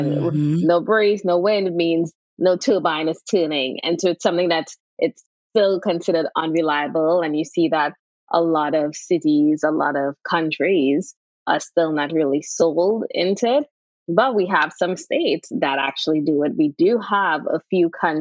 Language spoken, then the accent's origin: English; Trinidad & Tobago; I am from Trinidad and Tobago